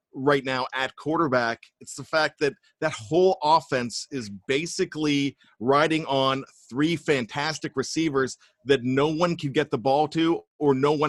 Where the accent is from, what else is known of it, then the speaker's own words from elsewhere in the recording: Western Pennsylvania, United States; now in Maryland, United States; I'm from Western Pennsylvania myself. I'm relocated to Maryland